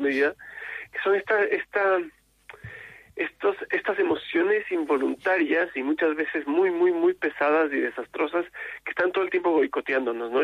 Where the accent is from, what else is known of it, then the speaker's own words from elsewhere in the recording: Chile; esta necesidad de ser que tenemos en Chile